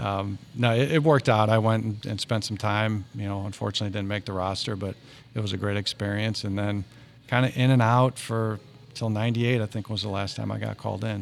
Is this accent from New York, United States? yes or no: no; St. Louis, Missouri, United States; we claimed North Saint Louis, but it was more Maryland Heights, Bridgeton